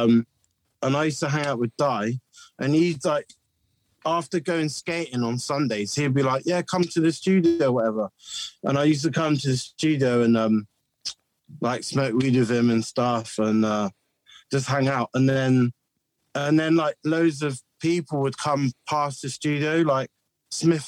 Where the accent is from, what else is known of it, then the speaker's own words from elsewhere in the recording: Bristol, South West England, United Kingdom; I was brought up in the 90s in Bristol